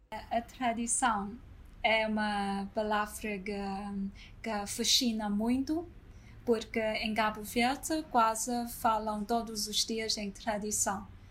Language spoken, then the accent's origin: Portuguese; China; moved away; also born or lived in Lisbon, Portugal; sou chinesa